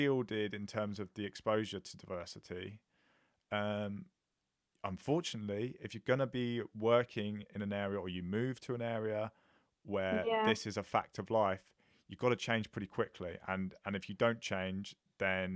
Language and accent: English; Watford, East of England, United Kingdom; I went to a secondary school, so I'm from Watford